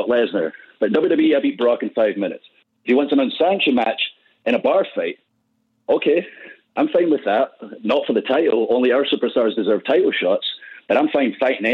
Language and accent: English; Scotland, United Kingdom; I'm Scottish